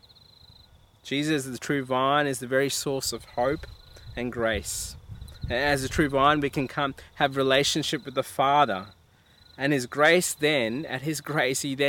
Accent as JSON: {"language": "English", "country": "India", "said": "I'm Indian, and one of the things I used to love growing up at my house with my mum would cook the famous chicken curry"}